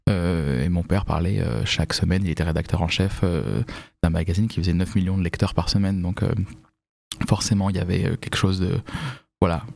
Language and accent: French; Vincennes, Île-de-France, France; J'ai grandi à Paris. J'ai grandi à Vincennes, en réalité